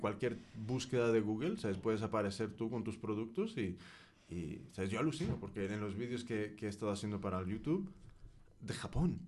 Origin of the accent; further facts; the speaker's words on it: United States; yo soy de Estados Unidos, pero toda mi familia es mexicana